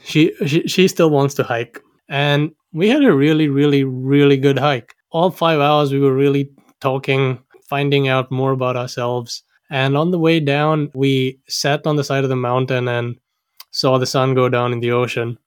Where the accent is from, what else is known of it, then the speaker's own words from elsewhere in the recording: Sri Lanka; now in Auckland, New Zealand; I was born and raised in Sri Lanka